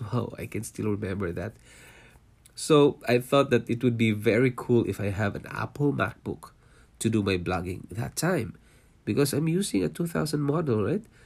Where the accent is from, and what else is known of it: Philippines; born or raised there; moved away as an adult; also born or lived in Singapore; now in Canada